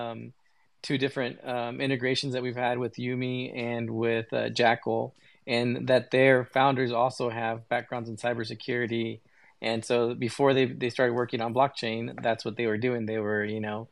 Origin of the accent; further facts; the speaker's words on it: United States; I was born here in the United States